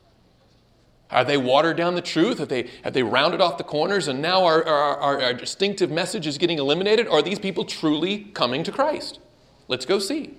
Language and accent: English; Michigan, United States; I'm from Michigan, the birthplace of all Adventism